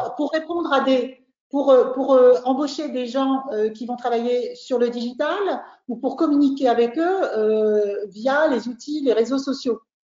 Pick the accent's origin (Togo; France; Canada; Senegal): France; On est trois Français là, Pablo, Roland et moi